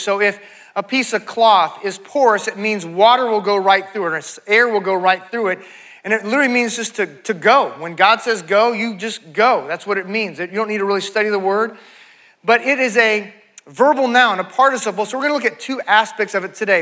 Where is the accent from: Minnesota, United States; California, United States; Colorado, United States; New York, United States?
California, United States; moved away as an adult; now in Texas, United States; I was uh, raised in California, and uh, I came to Texas to go to grad school.